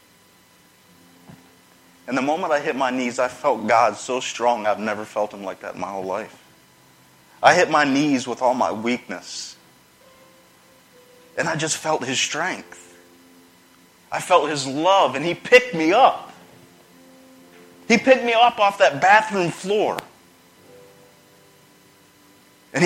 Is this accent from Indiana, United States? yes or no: no; Charlotte, North Carolina, United States; moved away; I'm from North Carolina, Charlotte area